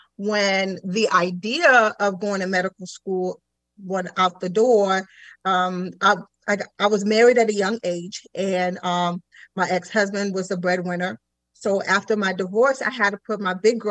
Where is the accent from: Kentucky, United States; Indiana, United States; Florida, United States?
Florida, United States; Sarasota; also born or lived in Haiti; originally from the island of Haiti, so I'm an island girl, but I was raised in Sarasota.